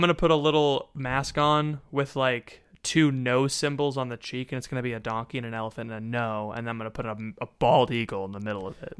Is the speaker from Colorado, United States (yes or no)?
no; Florida, United States; now in Pennsylvania, United States; I'm from Florida, I live in Pennsylvania